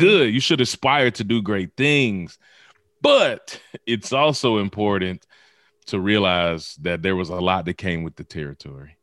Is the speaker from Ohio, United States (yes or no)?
no; Mississippi, United States; also born or lived in Memphis, Tennessee; I was born in Memphis, Tennessee, raised in Mississippi